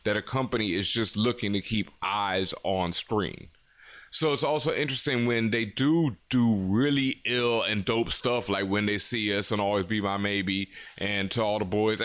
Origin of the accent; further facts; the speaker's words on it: Houston, Texas, United States; I grew up in Houston and I went to school